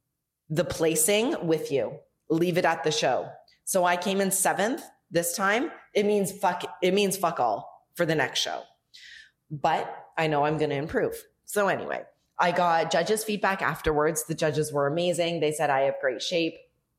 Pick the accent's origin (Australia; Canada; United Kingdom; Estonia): Canada; now in Mexico; from Mexico. I am not … from Canada.